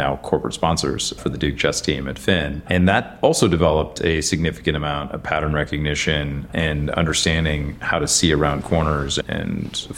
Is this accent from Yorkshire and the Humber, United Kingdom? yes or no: no; London, United Kingdom; also born or lived in Frankfurt, Germany / Chicago; now in United States; And so I was born in Frankfurt and then followed the hamburger around Europe. Thankfully, McDonald's decided to set up their HQ in London. So I spent my formative years in London, but always with American parents, so never developed an accent